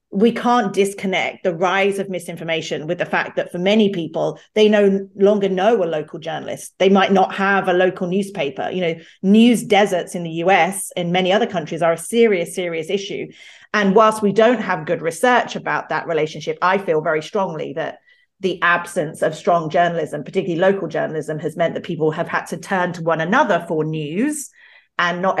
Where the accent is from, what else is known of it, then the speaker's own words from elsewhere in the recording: United Kingdom; I'm British and live in London